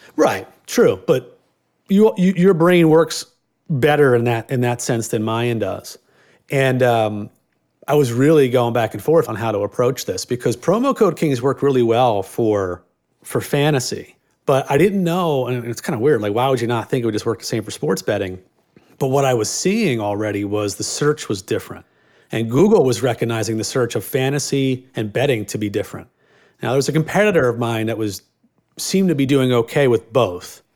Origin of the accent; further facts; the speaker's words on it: Philadelphia, Pennsylvania, United States; I grew up in Northeast Philadelphia, all f, cops and firemen